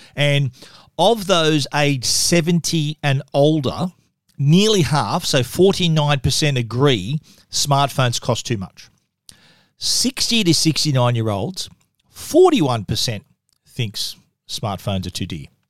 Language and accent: English; Australia; accent: Australian; my accent